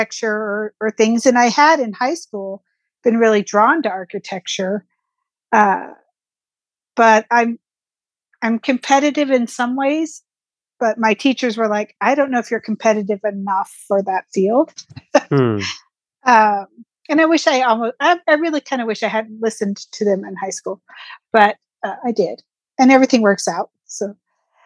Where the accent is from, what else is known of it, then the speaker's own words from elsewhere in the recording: rural Oregon, United States; I grew up in Oregon, in rural Oregon, where forest was kind of the backyard